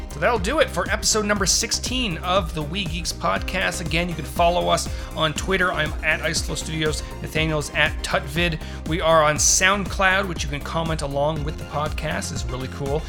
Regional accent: Toronto, Ontario, Canada; moved away as an adult; also born or lived in Los Angeles; I was born in Toronto, lived there for twenty-two years.

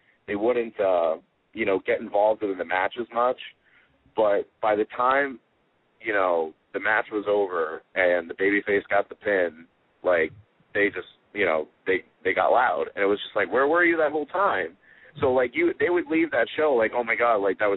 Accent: United States; I'm American

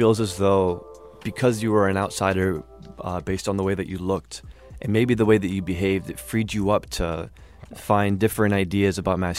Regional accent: New Jersey, United States; Growing up in New Jersey

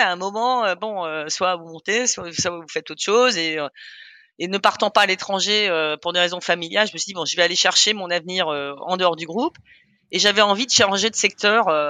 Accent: Germany; also born or lived in Austria; now in France; je suis né en Allemagne de mère autrichienne et j'ai grandi en fait entre l'Allemagne et l'Autriche.

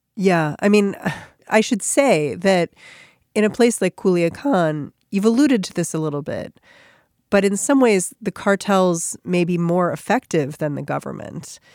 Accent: United States; as an American

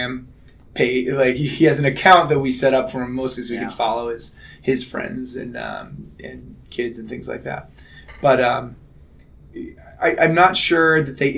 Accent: Chicago, Illinois, United States; I'm from Chicago.

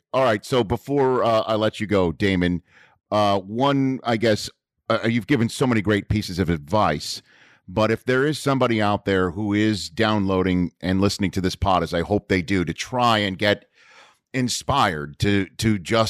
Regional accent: New York, United States; accent: New York; You know, my New York accent, like I said, went away when I was starting my broadcasting career up in Redding, California.

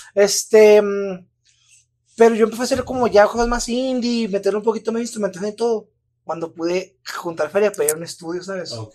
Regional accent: Chihuahua, Mexico; moved away as an adult; now in Mexico City, Mexico; siento que el clima de aquí me ha hecho muy, muy débil con el clima de mi ciudad natal

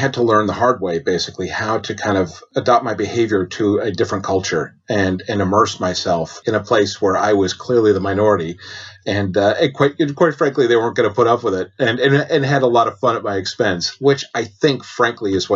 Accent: United States; moved away as an adult; now in United Kingdom; being an American

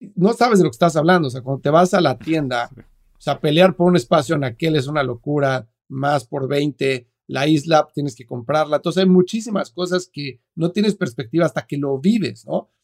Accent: Mexico City, Mexico; moved away as an adult; now in United States; soy mexicano, vivo en Estados Unidos hace 13 años, pero nací y crecí en la Ciudad de México

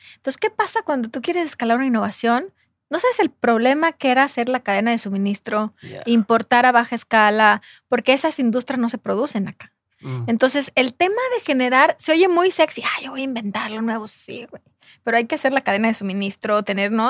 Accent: Jalisco, Mexico; yo soy de Jalisco

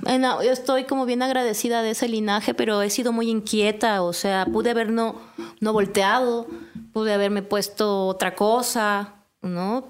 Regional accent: Juchitán, Oaxaca, Mexico; now in Mexico City, Mexico; a dos días de distancia de donde yo nací, que fue en Cuchitán

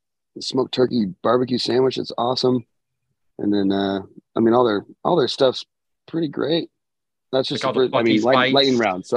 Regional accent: Southern California, United States; it's because we're from Southern California.

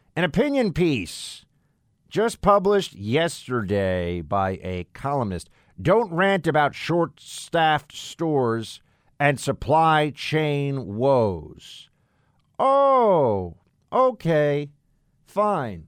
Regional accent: New York City, New York, United States; I've never actually been in Chicago, which is just weird as a New Yorker

